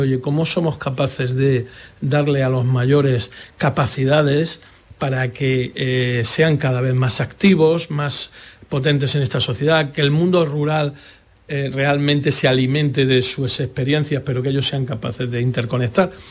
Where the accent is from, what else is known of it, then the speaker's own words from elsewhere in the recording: Andalusia, Spain; como andaluces